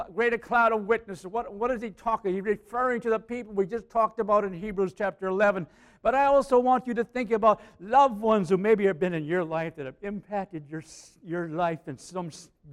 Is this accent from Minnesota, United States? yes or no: yes; Aitkin, Minnesota, United States; I was from Aiken